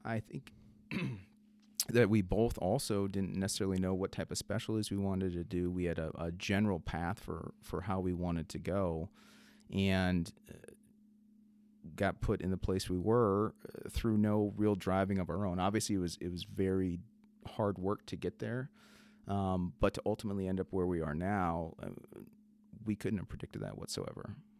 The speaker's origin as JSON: {"language": "English", "region": "South Dakota", "country": "United States", "tie": "born or raised there", "said": "my upbringing growing up in South Dakota"}